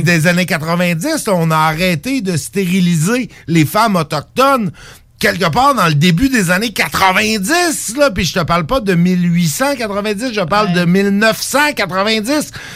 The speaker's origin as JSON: {"language": "French", "region": "Quebec", "country": "Canada", "said": "en tant que Québécois"}